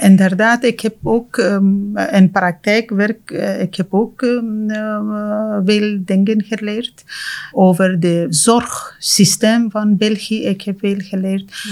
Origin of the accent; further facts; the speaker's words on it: Afghanistan; Dutch is a second language; moved away as an adult; now in Ghent, Belgium; Ik kom uit Afghanistan